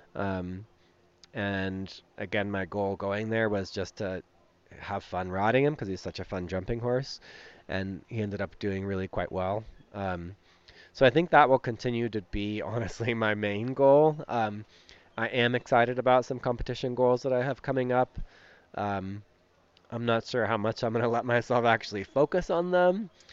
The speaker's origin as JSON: {"language": "English", "region": "West Coast", "country": "United States", "tie": "born or raised there", "moved": "as an adult", "said": "growing up on the West Coast"}